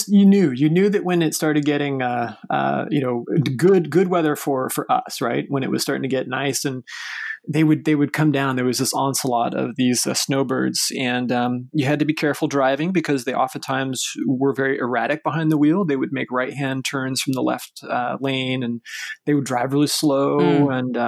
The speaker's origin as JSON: {"language": "English", "town": "Mesa", "region": "Arizona", "country": "United States", "tie": "born or raised there", "also_born_or_lived": "Aix-en-Provence, France / Madison, Wisconsin", "moved": "as an adult", "lives_now": "San Jose, United States", "said": "I remember growing up in Mesa, and we had a lot of, we would call them snowbirds, but we had a lot of older individuals that live in our neighborhoods"}